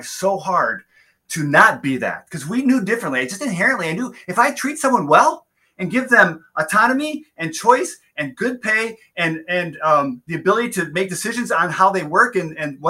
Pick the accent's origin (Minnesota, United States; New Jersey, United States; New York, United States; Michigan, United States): Michigan, United States; Southeast; also born or lived in Flint, Michigan; growing up here in Southeast Michigan, the heart of the automotive industry